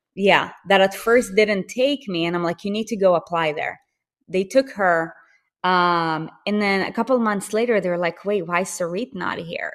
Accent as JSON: {"language": "English", "country": "Israel", "moved": "yes", "said": "I'm from Israel, and I speak Hebrew"}